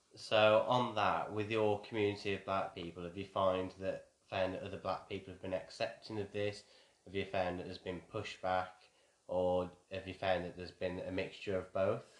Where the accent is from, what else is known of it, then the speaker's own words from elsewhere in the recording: Wolverhampton, West Midlands, United Kingdom; moved away as an adult; also born or lived in Hampshire; I grew up in Wolverhampton in a predominantly, uh, white background